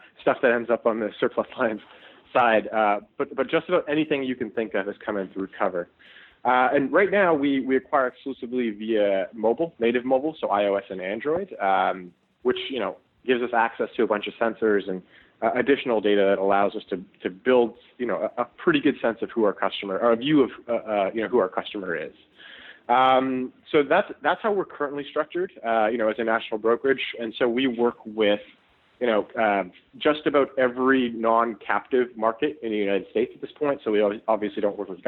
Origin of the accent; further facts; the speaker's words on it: Toronto, Ontario, Canada; myself and my co-founders, we're all Canadian, we're from Toronto